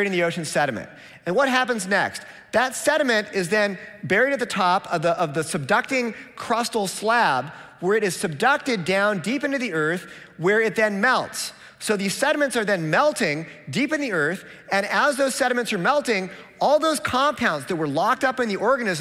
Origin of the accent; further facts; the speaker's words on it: Seattle, Washington, United States; I'm from Seattle, where if we don't recycle, they send us a penalty bill